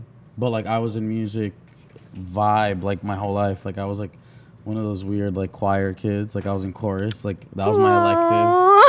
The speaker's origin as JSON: {"language": "English", "town": "Miami", "region": "Florida", "country": "United States", "tie": "born or raised there", "also_born_or_lived": "Boca Raton", "said": "Yeah, I was born in Miami."}